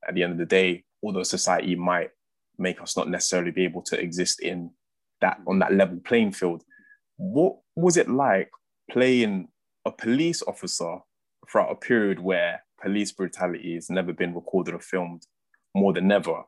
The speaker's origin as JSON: {"language": "English", "region": "London", "country": "United Kingdom", "said": "I'm a West Londoner"}